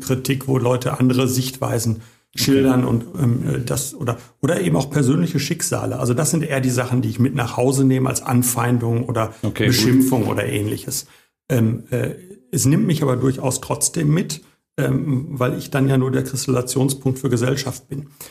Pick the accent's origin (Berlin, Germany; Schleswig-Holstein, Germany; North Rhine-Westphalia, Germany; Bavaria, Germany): North Rhine-Westphalia, Germany; Bochum; also born or lived in Hagen; ich bin richtiger Bochumer, aber nicht hier geboren